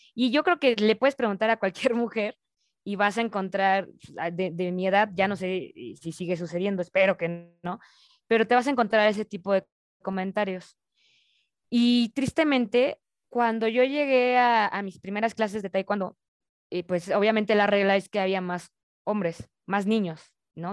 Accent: Mexico; como mexicanos más bien, nos dicen

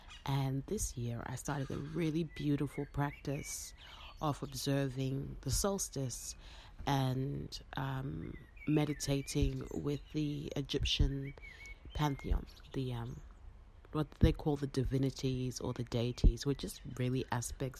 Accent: Harare, Zimbabwe; born or raised there; now in Melbourne, Australia

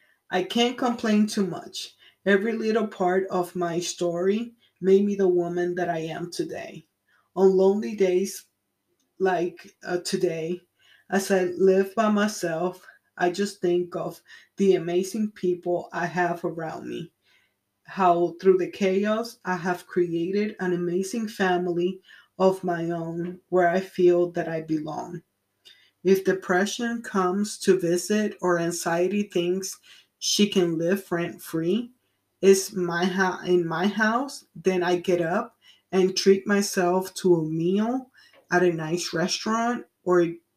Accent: Puerto Rico; also born or lived in United States; I came from Puerto Rico. I really don't feel like I belong there either. All of my life, I have been between Puerto Rico and the mainland, meaning United States.

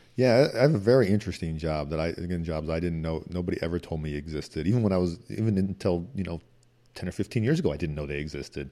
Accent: Midwest, United States; moved away; also born or lived in Washington; growing up in the Midwest

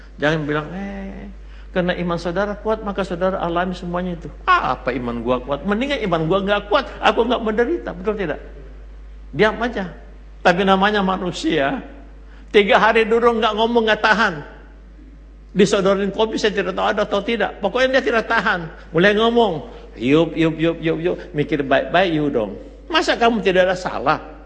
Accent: Makassar, South Sulawesi, Indonesia; Saya orang Makassar

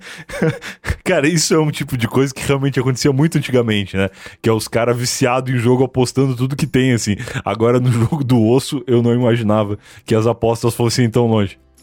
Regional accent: Rio Grande, Rio Grande do Sul, Brazil; eu sou de Rio Grande

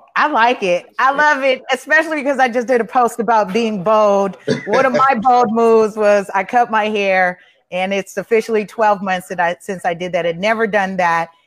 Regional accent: Los Angeles, California, United States; i grew up on the east side i'm i didn't i wasn't as far as watts but I was off of Avalon and San Pedro

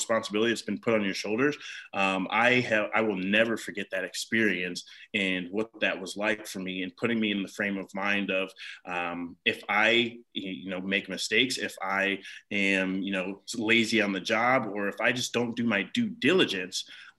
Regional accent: Ohio, United States; moved away as an adult; also born or lived in North Carolina; I'm from Ohio originally. And then, of course, the military brought me down to North Carolina

